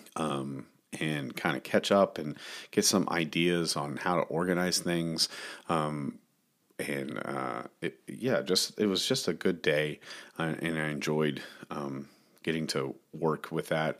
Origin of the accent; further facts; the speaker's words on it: Dallas Fort Worth area, Texas, United States; growing up in the Dallas Fort Worth area